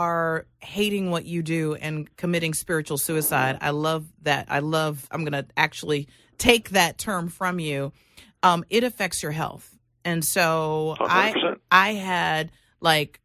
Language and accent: English; South Florida, United States; I grew up in South Florida